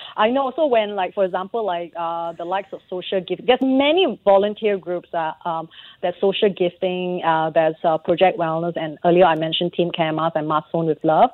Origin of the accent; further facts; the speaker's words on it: Singapore; being a Singaporean